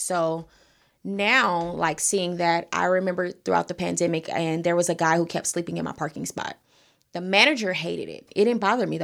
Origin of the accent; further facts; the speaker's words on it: Los Angeles, California, United States; I'm born and raised in South L A, I am a Crenshaw district baby